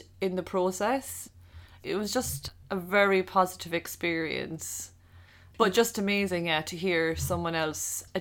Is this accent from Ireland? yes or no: yes; Ireland; moved away as an adult; also born or lived in Seoul, South Korea / Barcelona, Spain; as an Irish person